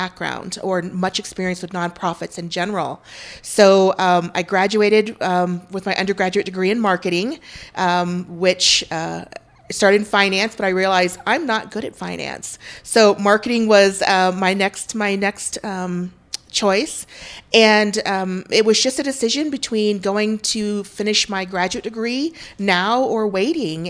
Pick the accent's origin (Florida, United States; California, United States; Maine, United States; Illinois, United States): Illinois, United States; central; moved away as an adult; also born or lived in Vietnam / Chicago, Illinois; now in Utah, United States; I was born in Vietnam, and my family came to the United States right after the Vietnam War, and we came to a small rural town of 4,000 people in central Illinois where my stepfather was raised. And so I kind of grew up a country girl.